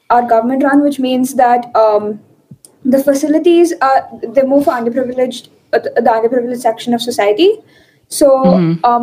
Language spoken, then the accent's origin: English; Bangalore, Karnataka, India; I'm also uh, from Bangalore in India. I'm 16 and uh, I just turned 16